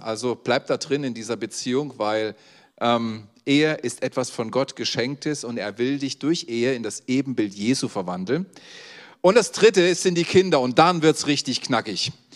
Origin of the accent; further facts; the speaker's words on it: Saxony, Germany; das sage ich als Sachse